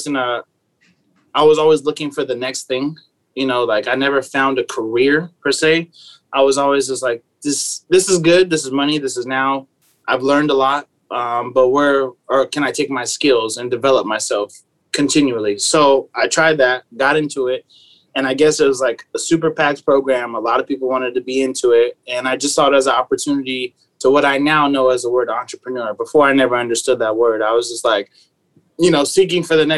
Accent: San Diego, California, United States; I was raised in San Diego, born and raised.

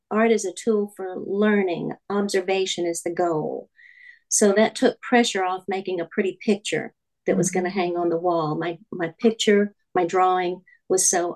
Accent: Louisiana, United States; now in California, United States; I grew up in Louisiana

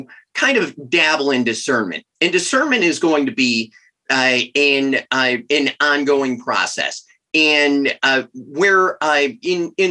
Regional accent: Chicago, Illinois, United States; moved away as an adult; now in Steubenville, United States; I'm originally from Chicago

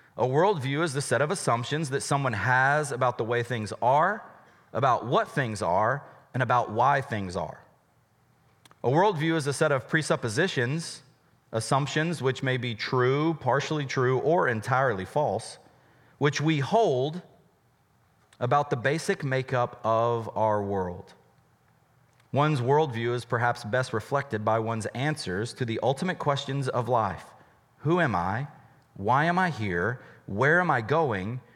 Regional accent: United States; we're an American

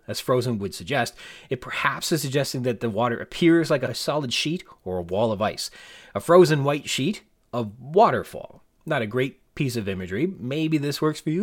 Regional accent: Canada; as a Canadian, we get our milks in bags

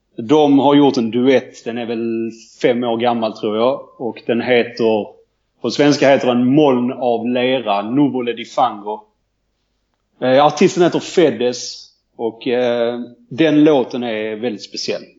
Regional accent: Landskrona, Skåne, Sweden; där jag kommer från, Landskrona.

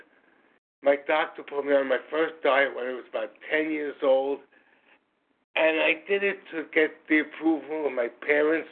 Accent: New York City, New York, United States; I'm from New York City

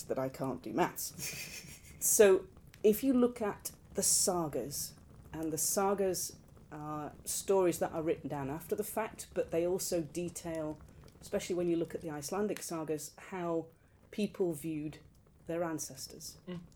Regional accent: United Kingdom

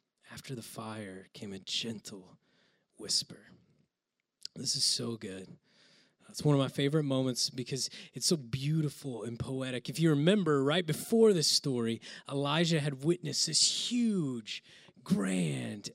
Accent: Oklahoma, United States; I grew up in Oklahoma

